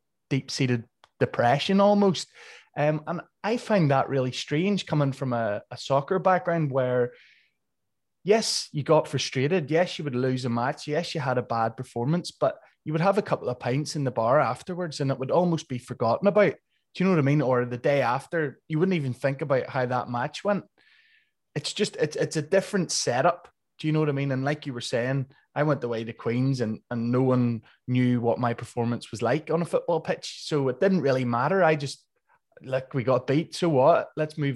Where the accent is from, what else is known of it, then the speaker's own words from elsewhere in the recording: Portstewart, Northern Ireland, United Kingdom; I'm from Port Stewart here